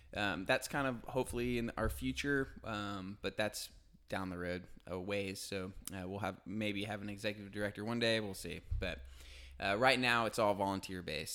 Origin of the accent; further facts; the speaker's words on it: Tulsa, Oklahoma, United States; moved away as an adult; also born or lived in Auburn; now in Chattanooga, United States; Grew up in Tulsa, Oklahoma